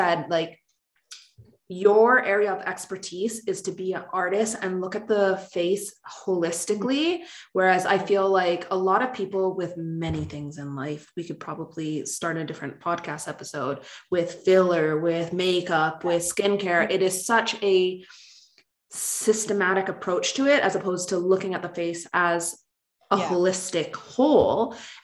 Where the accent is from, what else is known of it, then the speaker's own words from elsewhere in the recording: Canada; accent: Canadian; my Canadian accent